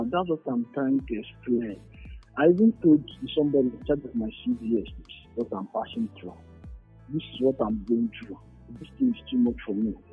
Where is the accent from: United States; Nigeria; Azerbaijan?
Nigeria; Imo; Because they know I'm from Imo State.